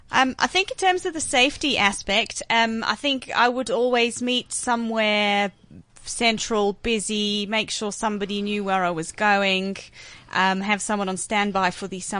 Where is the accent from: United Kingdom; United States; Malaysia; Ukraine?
United Kingdom